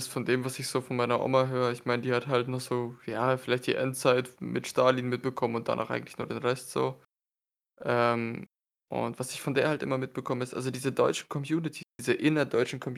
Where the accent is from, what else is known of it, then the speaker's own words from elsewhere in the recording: Kostanay, Kostanay Region, Kazakhstan; born there; ich bin aus Kasachstan, ich bin in Kasachstan geboren